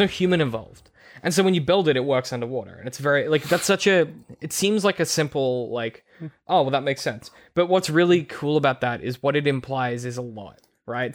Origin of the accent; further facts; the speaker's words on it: Australia; growing up in Australia, like, we're on the coast here